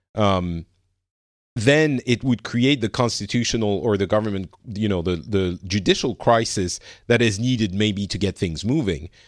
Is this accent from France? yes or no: yes; France; I'm from France